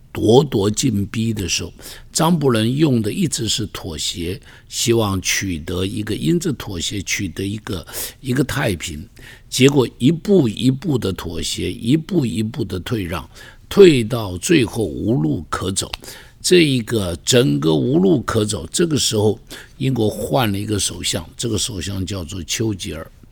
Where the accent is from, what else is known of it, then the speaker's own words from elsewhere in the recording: Taiwan; 我们在这边成长的人